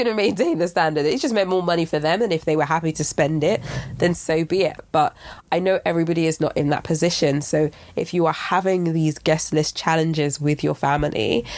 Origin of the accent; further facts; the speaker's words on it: Nigeria; I'm Nigerian